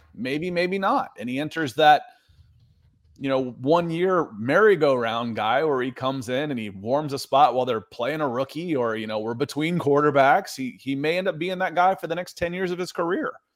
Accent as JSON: {"language": "English", "town": "Akron", "region": "Ohio", "country": "United States", "tie": "born or raised there", "said": "I was born in Akron, Ohio, a suburb of Cleveland."}